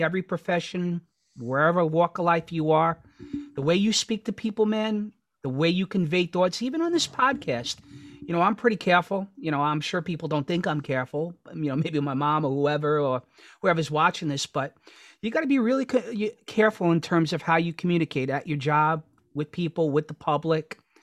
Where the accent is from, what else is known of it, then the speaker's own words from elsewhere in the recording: New York City, New York, United States; growing up in Astoria